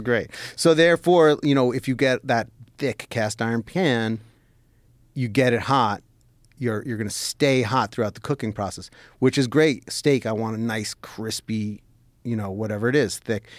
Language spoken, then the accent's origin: English; New York City, New York, United States; moved away as an adult; also born or lived in New Jersey; now in Los Angeles, United States; So I grew up in New York City.